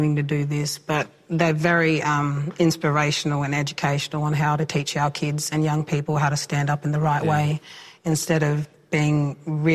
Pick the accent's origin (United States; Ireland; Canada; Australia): Australia; Point Pearce, South Australia; I was raised on Point Pierce Mission, one of the oldest missions here in South Australia